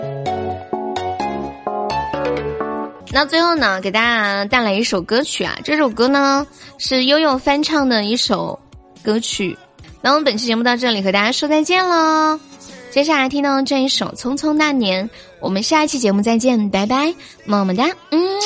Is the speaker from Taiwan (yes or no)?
no; China; 我们生在中国